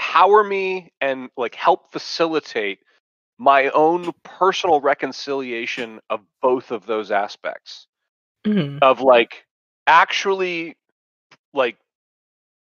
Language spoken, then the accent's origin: English; Dallas, Texas, United States; Texas, I was born in Dallas